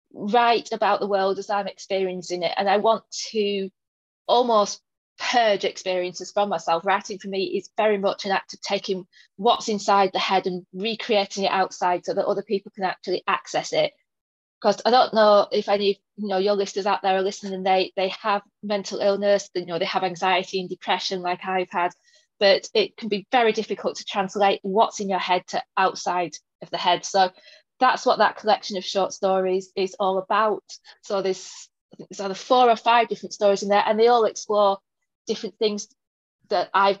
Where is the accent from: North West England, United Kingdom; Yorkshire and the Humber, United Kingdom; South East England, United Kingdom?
North West England, United Kingdom; Burnley; accent: northern; now in York, United Kingdom; So I do live in York, but I'm originally from Lancashire. I was born in Burnley, all places. And then went to university in the south for quite a while, which is where, according to all my friends, I lost my accent.